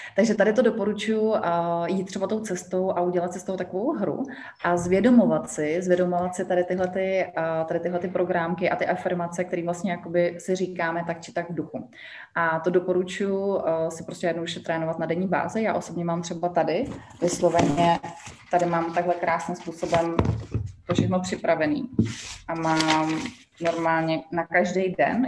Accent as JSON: {"language": "Czech", "country": "Czechia", "moved": "as an adult", "lives_now": "Egypt", "said": "já jsem z Česka"}